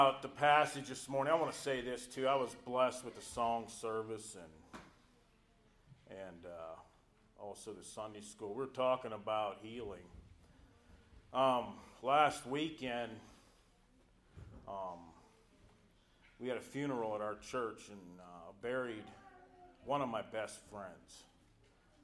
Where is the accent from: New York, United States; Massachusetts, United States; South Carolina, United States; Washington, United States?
South Carolina, United States; I'm from South Carolina.